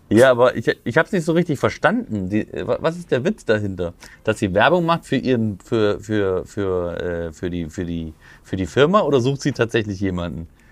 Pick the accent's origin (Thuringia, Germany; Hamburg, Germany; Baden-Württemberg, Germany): Thuringia, Germany; moved away; von Thüringen, von meiner Ecke, wo ich, wo ich herstamme.